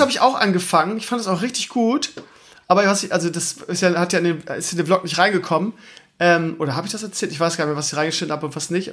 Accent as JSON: {"language": "German", "area": "Lauenbrück", "region": "Lower Saxony", "country": "Germany", "tie": "born or raised there", "also_born_or_lived": "Hamburg area / Schleswig-Holstein", "moved": "yes", "said": "meine alte Heimat, das heißt Laumbrück, Schleswig-Rotenburg"}